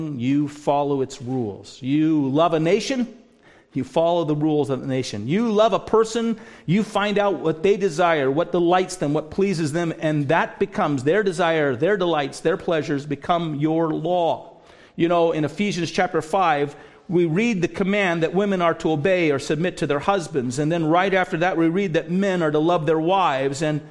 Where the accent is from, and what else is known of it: United States; also born or lived in Canada